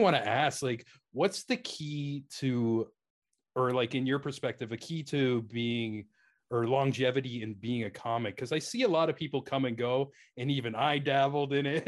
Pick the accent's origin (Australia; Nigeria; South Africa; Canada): Canada